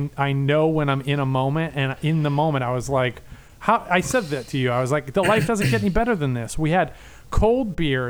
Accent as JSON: {"language": "English", "country": "Ireland", "said": "as an Irish person"}